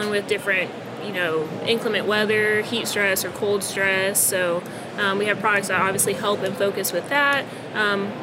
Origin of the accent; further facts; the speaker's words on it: Florida, United States; I am, born and raised